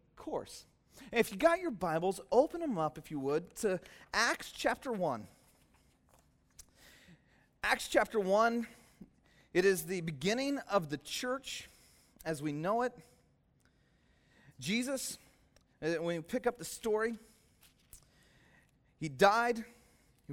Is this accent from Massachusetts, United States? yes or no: no; Soquel, California, United States; I grew up in SoCal, just over the hill from here